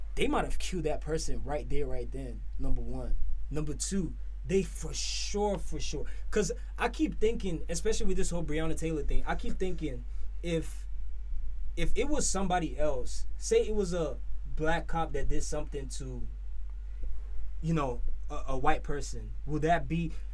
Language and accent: English; Nigeria; moved away as an adult; now in United States; growing up for me, growing up in Nigeria